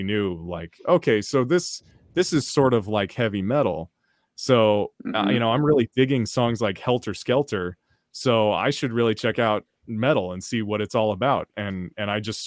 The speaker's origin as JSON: {"language": "English", "town": "Oakland", "region": "California", "country": "United States", "tie": "born or raised there", "said": "if you grow up in Oakland"}